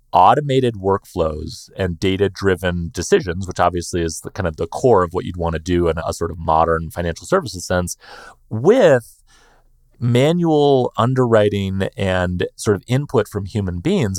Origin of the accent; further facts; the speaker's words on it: United States; I'm just an American guy with a less cool accent